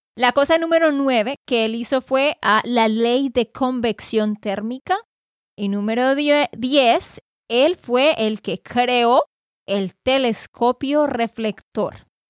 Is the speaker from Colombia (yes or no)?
yes; Santander, Colombia; de Santander, Colombia